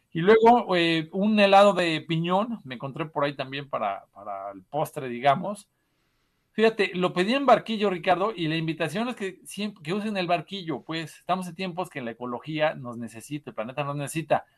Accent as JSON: {"language": "Spanish", "region": "Puebla", "country": "Mexico", "said": "como, como poblanos"}